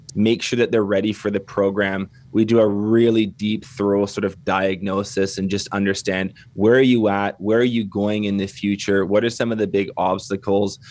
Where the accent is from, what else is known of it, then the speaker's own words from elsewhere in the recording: Canada; accent: Canadian; also born or lived in Kelowna, British Columbia; I'm Canadian. You can probably tell by the accent.